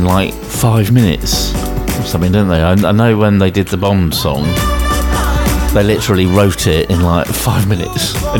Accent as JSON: {"language": "English", "town": "Bristol", "region": "South West England", "country": "United Kingdom", "said": "we are from Bristol"}